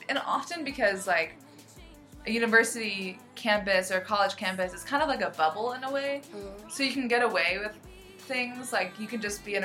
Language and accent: English; United States; I grew up in the United States in America.